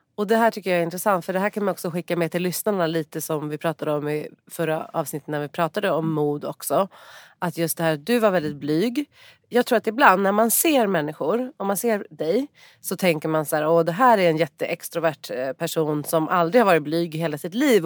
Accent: Stockholm, Stockholm County, Sweden; also born or lived in Mallorca; jag är uppvuxen i Solna och i Kista och det är ändå en förort till Stockholm

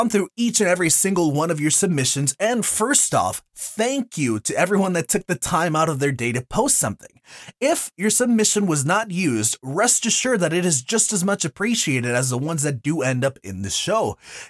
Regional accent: Houston, Texas, United States; I grew up in Houston literally my entire life

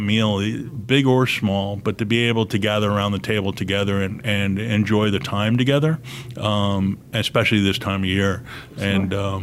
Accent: New York, United States; moved away; growing up in New York, we were living in a two-story home

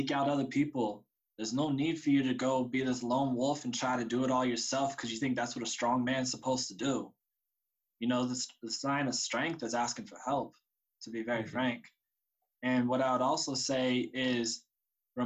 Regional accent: Sacramento, California, United States; also born or lived in San Francisco, California / San Diego, California; I grew up in San Francisco and then Sacramento.

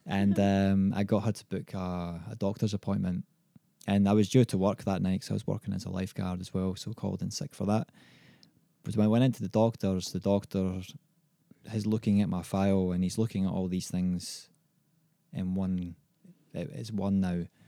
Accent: Scotland, United Kingdom; now in Australia; growing up in Scotland

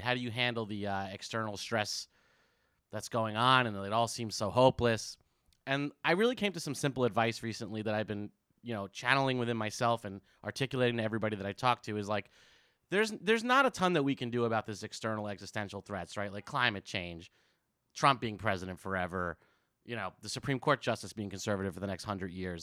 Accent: New Jersey, United States; also born or lived in San Francisco; now in New York, United States; I grew up in Jersey

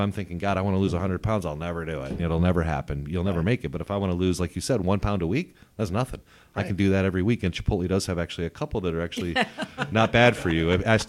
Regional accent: Rockford, Illinois, United States; I'm a kid from Rockford, Illinois, blue collar.

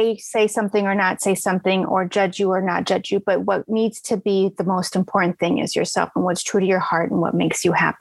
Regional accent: Arizona, United States; I grew up in Arizona

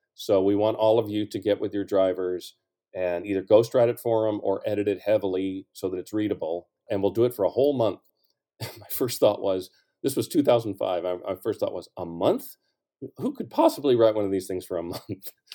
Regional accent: St. Louis, Missouri, United States; I was from Saint Louis

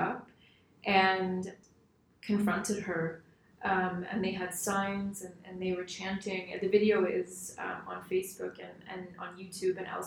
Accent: Skokie, Illinois, United States; also born or lived in Chicago / Washington, D.C.; So I was born in Chicago, but I grew up in Skokie, and I've lived here my entire life.

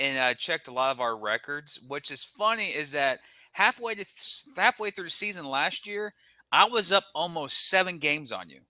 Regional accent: Jacksonville, Florida, United States; So I got my hometown team, the Jacksonville Sharks, winning the open opener

